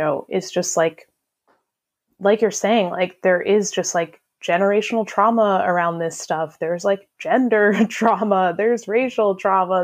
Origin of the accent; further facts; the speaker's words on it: United States; I'm also an American